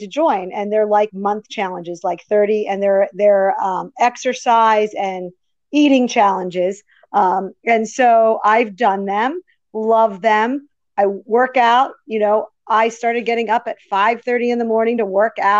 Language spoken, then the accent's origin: English; Woodbury, New Jersey, United States; So I grew up in Woodbury, New Jersey